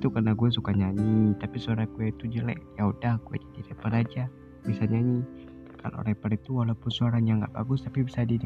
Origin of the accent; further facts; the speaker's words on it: Lhokseumawe, Aceh, Indonesia; born there; Gue lahir di Lusmawe.